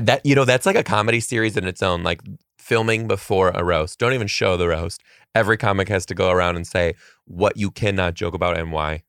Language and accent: English; Detroit, Michigan, United States; moved away; I'm from Detroit